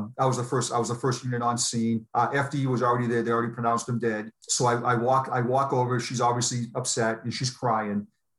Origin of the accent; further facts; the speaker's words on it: Boston, Massachusetts, United States; moved away; And obviously I'm from Boston.